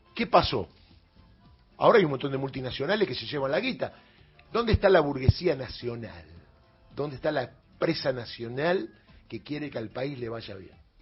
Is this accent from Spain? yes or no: no; Argentina; somos argentinos